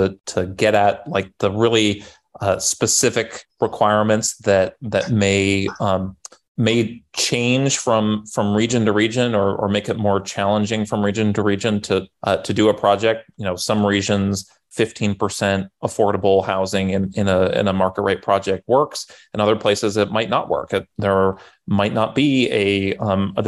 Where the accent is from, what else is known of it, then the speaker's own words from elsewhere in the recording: Santa Cruz, California, United States; my hometown of Santa Cruz